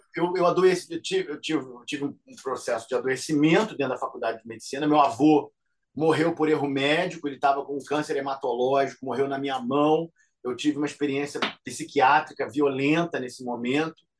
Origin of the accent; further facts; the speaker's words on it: Rio de Janeiro, Brazil; also born or lived in Niterói / Canada; eu saí de Realengo para estudar, fui, né, saí da Coab de Realengo e aí fui para é, Niterói